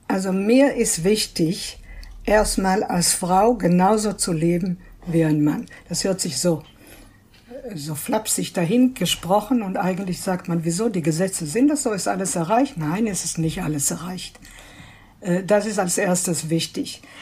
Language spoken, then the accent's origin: German; Israel; Denn ich bin gebürtige Israelin, zwar stammen meine Eltern aus äh, Stuttgart, aus Deutschland, aber ich bin in Israel aufgewachsen und ich weiß, wie das ist.